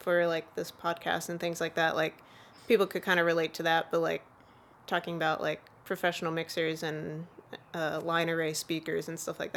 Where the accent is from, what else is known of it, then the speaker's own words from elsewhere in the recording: Bowie, Maryland, United States; also born or lived in Greenbelt, Maryland; I'm from Bowie, Maryland. Went to school in Greenbelt.